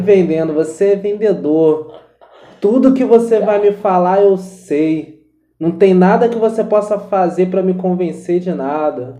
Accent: Rio de Janeiro, Brazil; accent: carioca; Uma coisa que eu tive que aprender muito a disfarçar foi o sotaque de carioca

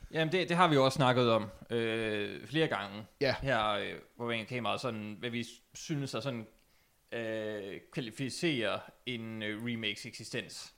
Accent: Denmark; som dansker

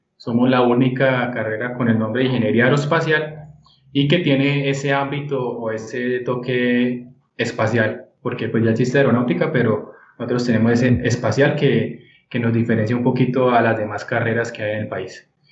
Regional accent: Bucaramanga, Santander, Colombia; moved away; soy de Bucaramanga.

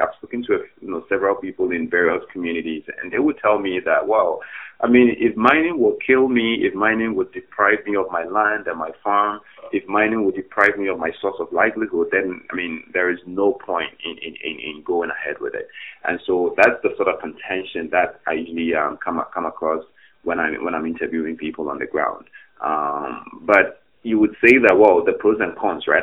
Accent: Ghana; moved away as an adult; now in Canada; I'm originally from Ghana

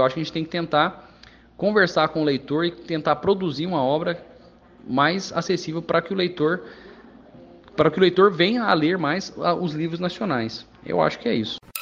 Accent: Brazil

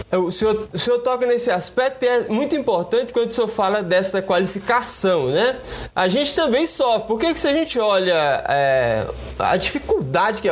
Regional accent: Luziânia, Goiás, Brazil; eu também sou de Lusiana

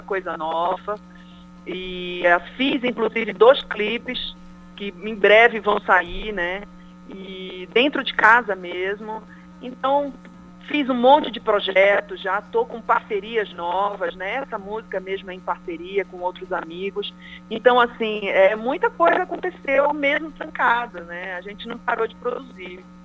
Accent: Pará, Brazil

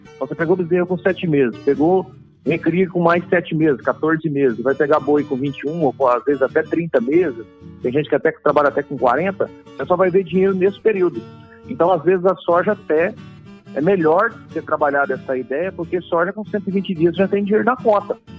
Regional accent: Iacri, São Paulo, Brazil; Então, eu sou de sou do interior de São Paulo, né? Do Oeste Paulista. Sou de uma cidadezinha chamada Iacri, São Paulo.

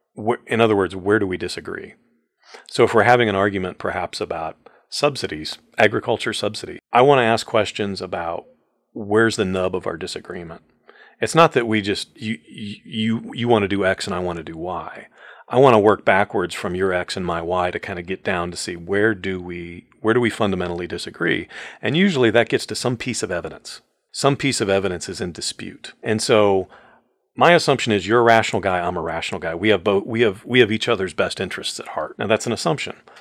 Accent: Mansfield, Ohio, United States; I grew up in Mansfield, Ohio

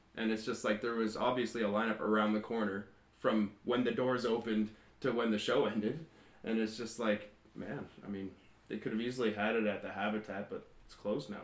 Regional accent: Kelowna, British Columbia, Canada; we're local from Kelowna

